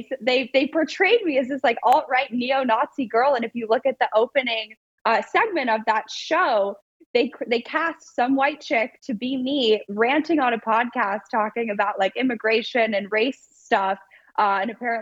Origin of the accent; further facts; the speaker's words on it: Los Angeles, California, United States; I grew up in Los Angeles